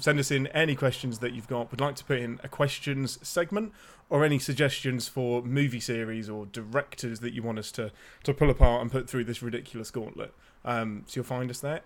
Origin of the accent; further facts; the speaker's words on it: near Birmingham, West Midlands, United Kingdom; I'm close enough to Birmingham that people from Birmingham can hear the accent